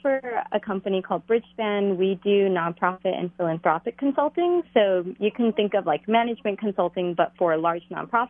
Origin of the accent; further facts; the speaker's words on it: Hawaii, United States; moved away as an adult; now in New York, United States; I grew up in Hawaii, currently based in New York.